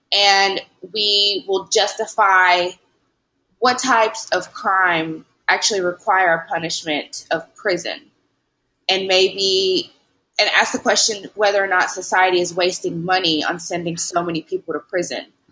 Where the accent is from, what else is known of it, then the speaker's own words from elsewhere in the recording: Lewisburg, Tennessee, United States; moved away as an adult; also born or lived in Newark, New Jersey / Knoxville, Tennessee / Dallas, Texas / New York; now in Louisiana, United States; I'm originally from Jersey, from Newark, um, but I grew up in Lewisburg, Tennessee